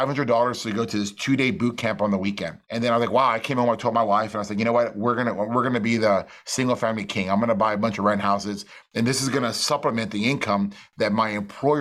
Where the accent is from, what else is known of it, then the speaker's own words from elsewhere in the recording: McAllen, Texas, United States; I'm from McAllen, Texas, which is a little border town down the valley